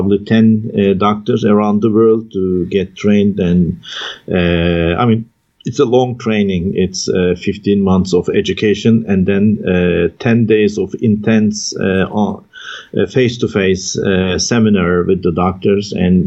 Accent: Taurus Mountains, southern Turkey, Turkey; moved away; I was raised in the Taurus Mountains in the southern part of Turkey

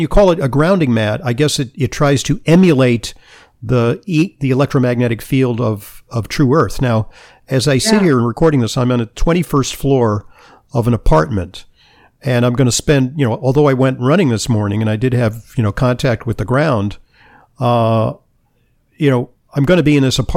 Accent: Southern California, United States; I grew up in Southern California

